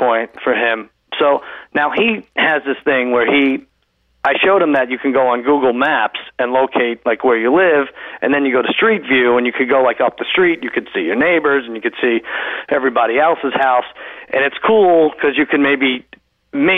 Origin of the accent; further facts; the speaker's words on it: Long Island, New York, United States; I grew up in Long Island